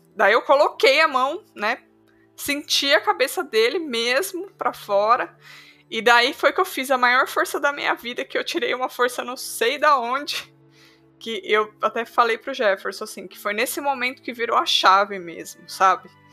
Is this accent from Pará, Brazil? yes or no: no; Sorocaba, São Paulo, Brazil; eu sou de Sorocaba.